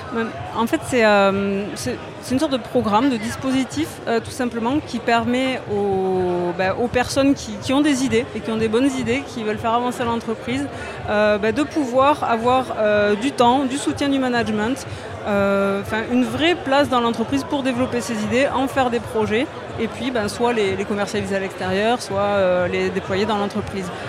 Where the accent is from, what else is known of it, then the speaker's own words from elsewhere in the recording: Toulouse, Occitania, France; moi je suis pure Toulousaine